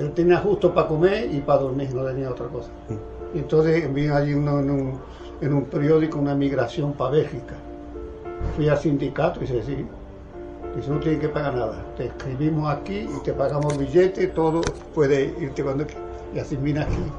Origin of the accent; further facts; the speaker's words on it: Morón de la Frontera, Andalusia, Spain; moved away as an adult; Vengo de Morón de la Frontera, un pueblo de la provincia de Sevilla